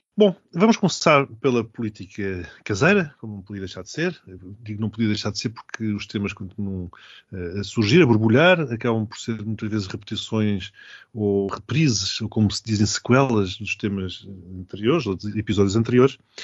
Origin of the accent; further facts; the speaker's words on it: Portugal; a minha vergonha enquanto português